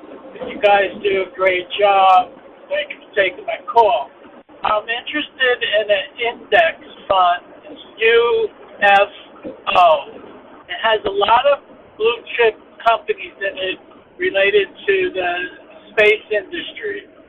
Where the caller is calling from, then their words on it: Jersey Shore, New Jersey, United States; I'm calling from the Jersey Shore.